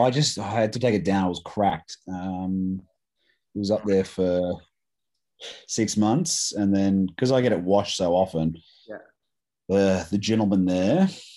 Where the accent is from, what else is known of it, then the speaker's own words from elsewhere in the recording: United States; I'm American.